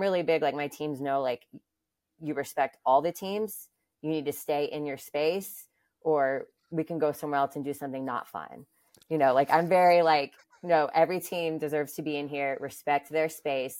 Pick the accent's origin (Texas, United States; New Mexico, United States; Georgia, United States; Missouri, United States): Georgia, United States; Atlanta; moved away as an adult; now in New York, United States; I'm originally from Atlanta, Georgia.